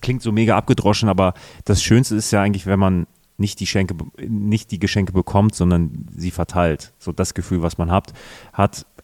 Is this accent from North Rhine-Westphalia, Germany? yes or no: yes; Münster, North Rhine-Westphalia, Germany; moved away; meiner Heimatstadt Münster